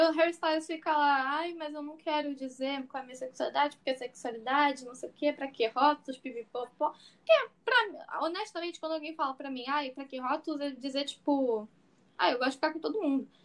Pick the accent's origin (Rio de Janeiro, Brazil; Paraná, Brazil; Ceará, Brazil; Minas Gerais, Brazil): Rio de Janeiro, Brazil; eu sou do Rio de Janeiro